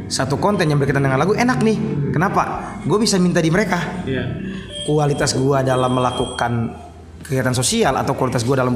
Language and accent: Indonesian; Kupang, East Nusa Tenggara, Indonesia; Kayak contoh gue dari Kupang mau berangkat ke Jakarta.